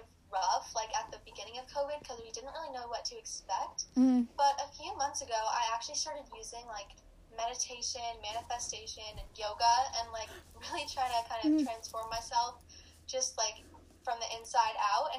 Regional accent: Seattle, Washington, United States; born there; also born or lived in New York; now in Los Angeles, United States; I was born in Seattle, actually, but then I moved to New York, and I did theater there up until last year, and now I'm signed for TV and film in Los Angeles.

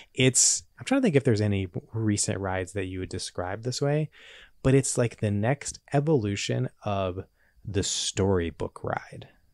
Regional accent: Charlotte, North Carolina, United States; now in Los Angeles, United States; growing up around Charlotte in a city kind of in the South

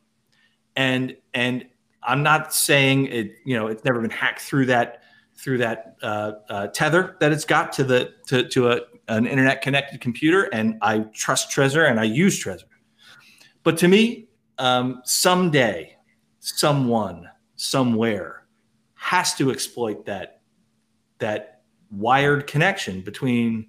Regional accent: United States; I'm American

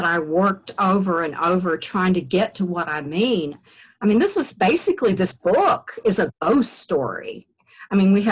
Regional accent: Eastern Kentucky, United States; moved away as an adult; also born or lived in Virginia; I wrote a collection for my thesis there at University of Virginia of stories about growing up in Eastern Kentucky

